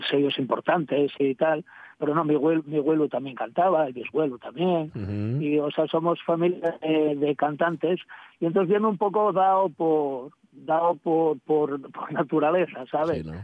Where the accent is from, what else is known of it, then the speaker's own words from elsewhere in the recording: Asturias, Spain; yo soy ayerano